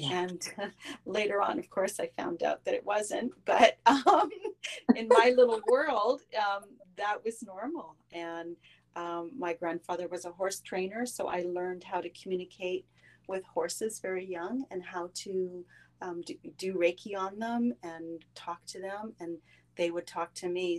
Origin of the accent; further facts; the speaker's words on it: Quebec, Canada; I was brought up in Quebec